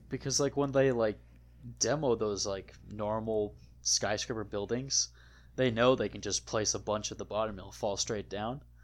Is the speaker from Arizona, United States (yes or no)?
no; Wisconsin, United States; growing up in Wisconsin, a shanty was always referred to as a little shack